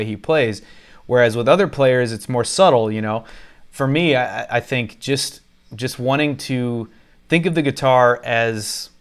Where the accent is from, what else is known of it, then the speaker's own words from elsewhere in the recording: Houston, Texas, United States; moved away; I grew up in Houston, Texas.